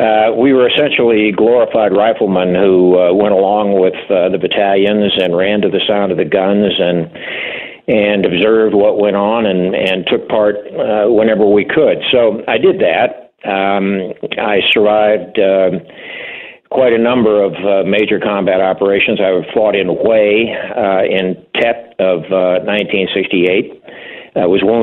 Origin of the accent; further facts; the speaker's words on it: Southeast Missouri, United States; I'm originally from Southeast Missouri. You can probably tell by the way I pronounce the name of that state that I'm a little south of the area. But I enlisted in January of 1964 out of St. Louis, Missouri